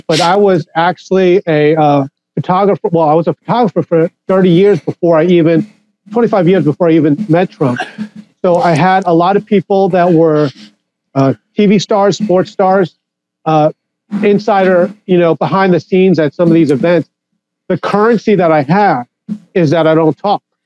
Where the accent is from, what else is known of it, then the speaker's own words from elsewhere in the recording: Long Island, New York, United States; I grew up on Long Island, New York